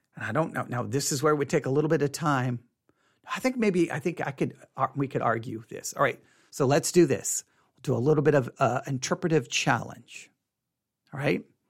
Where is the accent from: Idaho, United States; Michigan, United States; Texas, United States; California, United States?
Texas, United States; Buffalo Gap; also born or lived in Tuscola, Texas; I grew up in Buffalo Gap